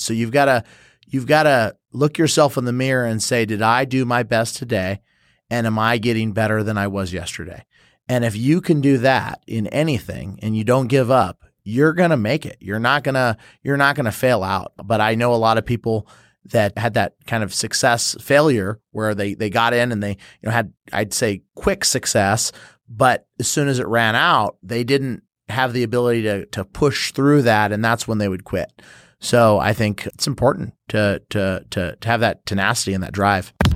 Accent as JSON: {"language": "English", "town": "San Jose", "region": "California", "country": "United States", "tie": "born or raised there", "also_born_or_lived": "St. Charles, Missouri", "moved": "as an adult", "lives_now": "St. Louis, United States", "said": "I was born and raised in San Jose, California"}